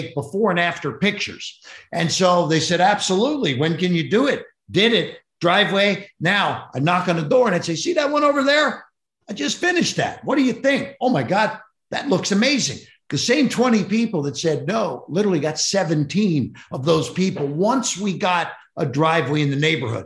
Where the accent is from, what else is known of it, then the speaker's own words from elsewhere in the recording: Cincinnati, Ohio, United States; I grew up in Cincinnati, Ohio, one of six kids